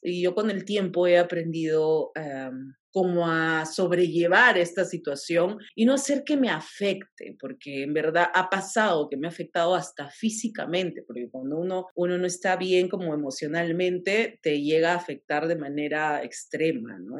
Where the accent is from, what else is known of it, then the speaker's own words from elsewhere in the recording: Tacna, Peru; moved away as an adult; now in Lima, Peru; yo soy de provincia, soy de Tacna